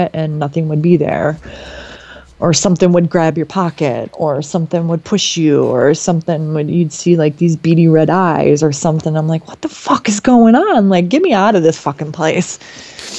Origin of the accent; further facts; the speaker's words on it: Flint, Michigan, United States; we're from Flint